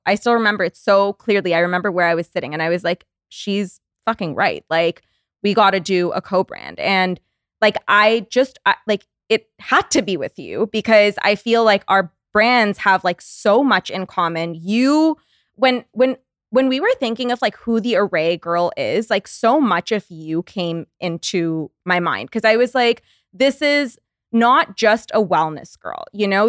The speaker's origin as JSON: {"language": "English", "country": "Canada", "moved": "as an adult", "lives_now": "West Hollywood, United States", "said": "we're Canadian"}